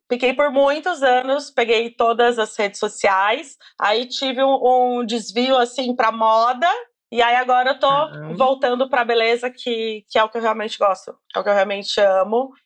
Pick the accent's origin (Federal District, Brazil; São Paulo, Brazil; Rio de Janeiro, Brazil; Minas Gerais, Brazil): São Paulo, Brazil; Campinas; eu sou de Campinas